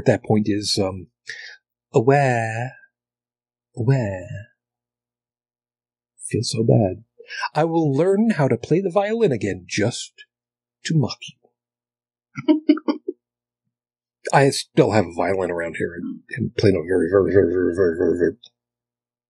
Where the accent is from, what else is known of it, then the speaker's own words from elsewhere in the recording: Long Island, New York, United States; moved away as an adult; I grew up on Long Island. I grew up in, suburbia